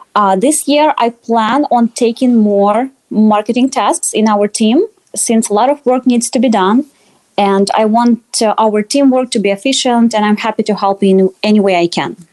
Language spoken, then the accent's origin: English; Russia; moved away as an adult; now in Iowa, United States; I grew up in Russia and moved to Iowa a few years ago